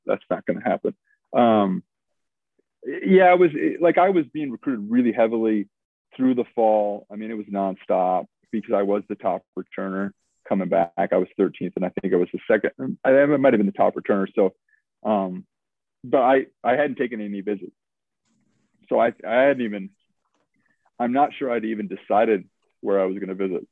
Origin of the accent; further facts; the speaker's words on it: Williston, North Dakota, United States; now in Boise, United States; growing up in North Dakota, it's like you got on the bus at you know four in the morning in Williston